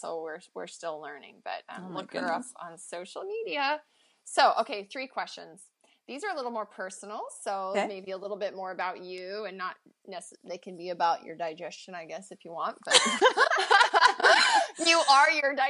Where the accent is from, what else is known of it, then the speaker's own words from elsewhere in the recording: Montana, United States; now in Pacific Northwest, United States; Where I grew up in Montana, we had forests, but here in the Pacific Northwest we have like rainforest